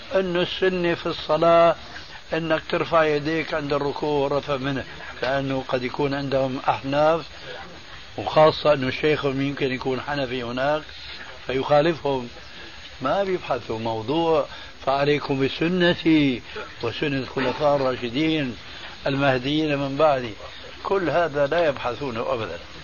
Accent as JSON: {"language": "Arabic", "town": "Damascus", "region": "Damascus Governorate", "country": "Syria", "said": "دخلت المسجد في عندنا في دمشق"}